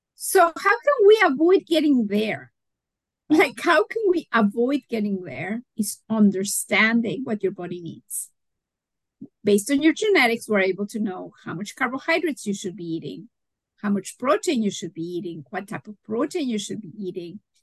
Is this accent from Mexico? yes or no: yes; Mexico; moved away; I'm originally from Mexico